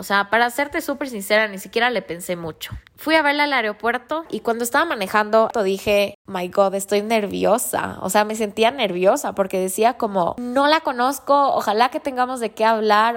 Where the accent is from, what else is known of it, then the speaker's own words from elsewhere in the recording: Ecuador; como ecuatorianos tenemos la misión de dar a conocer lo lindo que es nuestro país